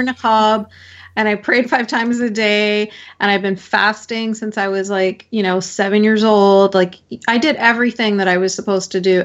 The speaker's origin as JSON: {"language": "English", "country": "Canada", "tie": "born or raised there", "said": "born and raised in Canada"}